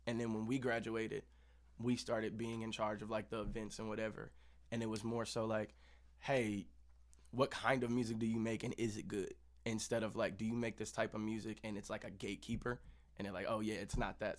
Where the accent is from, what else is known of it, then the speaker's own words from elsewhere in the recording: Kansas City, United States; we're both from Kansas City.